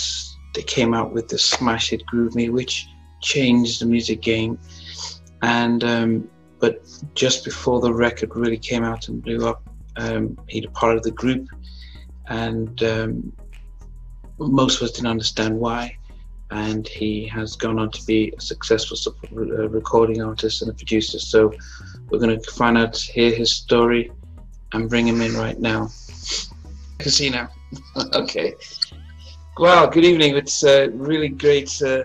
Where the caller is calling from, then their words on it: England, United Kingdom; Overseas, I'm in England.